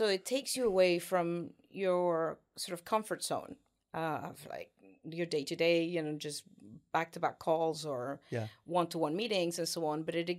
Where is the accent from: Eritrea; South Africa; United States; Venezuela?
Venezuela; moved away as an adult; now in United Kingdom; Originally, I'm actually from South America. I was born in Venezuela and had my beginnings there. I grew up and went to school there